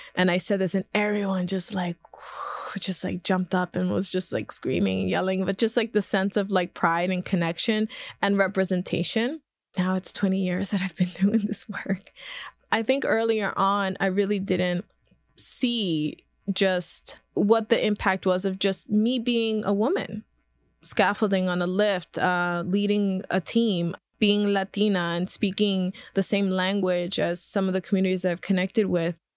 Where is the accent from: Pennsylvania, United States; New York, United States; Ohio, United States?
Pennsylvania, United States; Philadelphia; I was born and raised in South Philadelphia, right by the Ninth Street Market